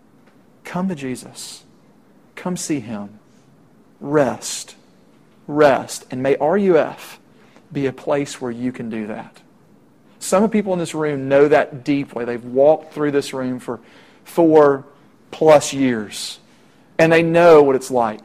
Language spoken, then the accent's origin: English; Middle Tennessee, United States; I'm from Middle Tennessee